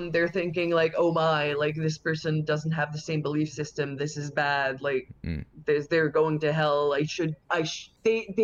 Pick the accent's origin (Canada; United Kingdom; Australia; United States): Canada; in my hometown, it's one of the only ones in Canada, we have two Catholic monasteries